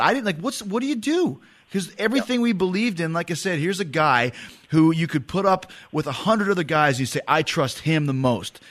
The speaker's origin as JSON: {"language": "English", "town": "Winnipeg", "region": "Manitoba", "country": "Canada", "said": "I'm from Winnipeg in the middle of the country"}